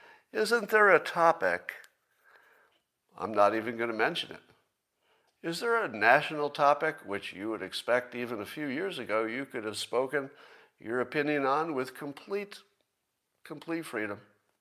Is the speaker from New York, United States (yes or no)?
yes; Windham, New York, United States; where I grew up in Windham, New York, upstate New York.